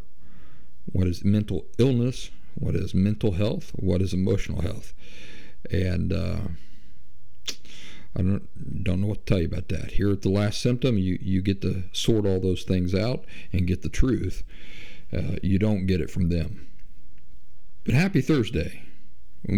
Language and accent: English; Appalachian South, United States; I'm from the South, the Appalachian South